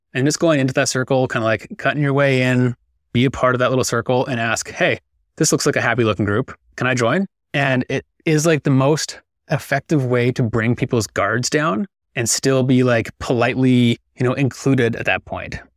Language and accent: English; Victoria, British Columbia, Canada; I'm from Victoria, British Columbia. Fortunate enough to be born and raised here